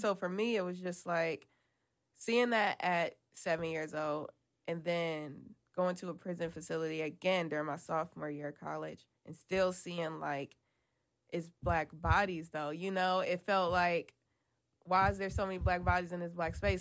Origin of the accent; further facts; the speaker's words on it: Cleveland, Ohio, United States; we're all from Cleveland